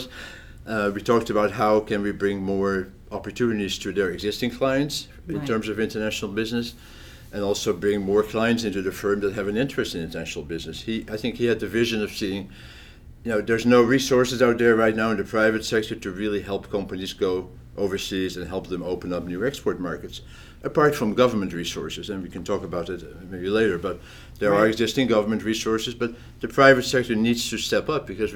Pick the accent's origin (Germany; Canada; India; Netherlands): Netherlands; also born or lived in France; now in Pennsylvania, United States; although I'm from the Netherlands originally